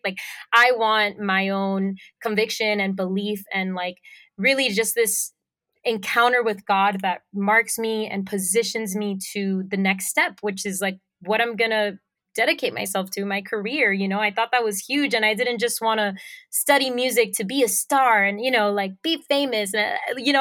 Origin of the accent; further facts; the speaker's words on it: Puerto Rico; accent: Puerto Rican; moved away as an adult; also born or lived in Miami, Florida; now in Florida, United States; lived in Puerto Rico most of my life, um, so I have a very strong Puerto Rican accent.